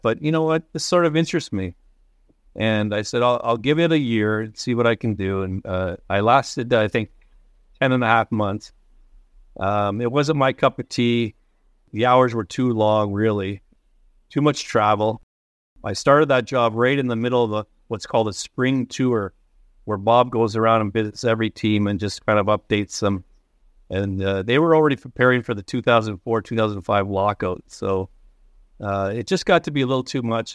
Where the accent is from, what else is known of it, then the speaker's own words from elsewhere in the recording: Waterloo, Ontario, Canada; moved away; also born or lived in Toronto; I was born in Waterloo, right downtown